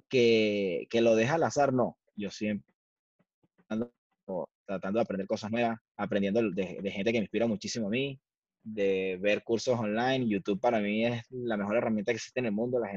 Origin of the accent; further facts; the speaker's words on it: Valencia, Carabobo, Venezuela; moved away; yo soy de Valencia